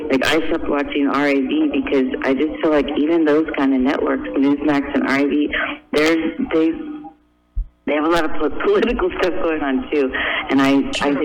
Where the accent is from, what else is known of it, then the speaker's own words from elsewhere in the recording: Newport Beach, California, United States; now in Pasadena, United States; I was born and raised in Newport Beach, and I moved into Pasadena around 1991, I think.